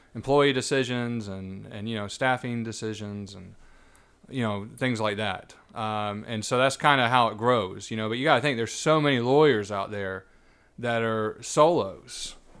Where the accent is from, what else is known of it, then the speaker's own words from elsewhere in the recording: Savannah, Georgia, United States; I was born and raised here, actually.